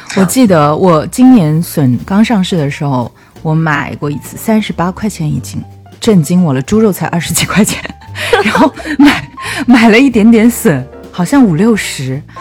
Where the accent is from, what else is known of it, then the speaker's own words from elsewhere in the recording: China; moved away; 我的家乡哦，就是长江边上的一个小镇